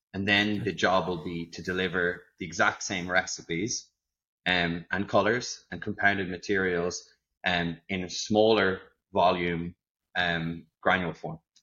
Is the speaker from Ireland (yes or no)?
yes; Ireland; now in Netherlands; I am, as you can probably tell, not from the Netherlands. So, I'm actually an Irishman